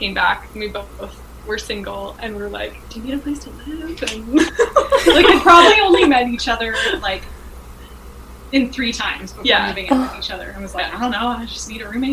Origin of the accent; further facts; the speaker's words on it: North Vancouver Island, British Columbia, Canada; I grew up on North Vancouver Island